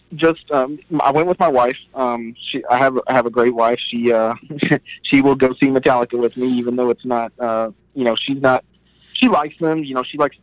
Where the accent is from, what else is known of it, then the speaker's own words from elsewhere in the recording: Nashville, Tennessee, United States; I was born and raised here in Nashville.